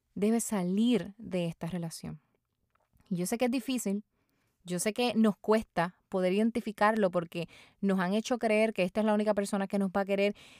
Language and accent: Spanish; Puerto Rico; mi país, Puerto Rico